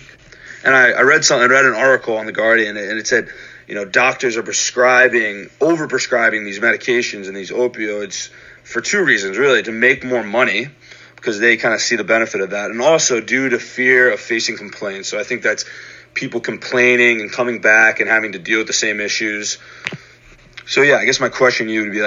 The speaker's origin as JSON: {"language": "English", "region": "Pennsylvania", "country": "United States", "said": "where I'm from, and I'm from Pennsylvania"}